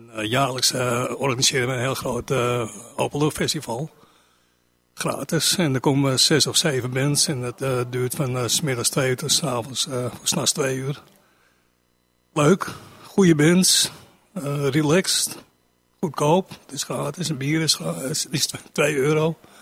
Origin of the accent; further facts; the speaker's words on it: Amsterdam, North Holland, Netherlands; ik kom uit de Niemarkbuurt